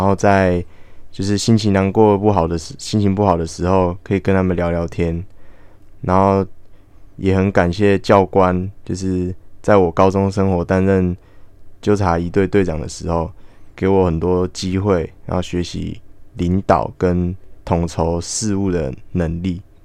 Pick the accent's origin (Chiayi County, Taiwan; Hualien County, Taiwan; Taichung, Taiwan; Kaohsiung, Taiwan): Hualien County, Taiwan; Hualien; 我来自花莲，然后毕业于花莲县四维高中，然后我是就读普通科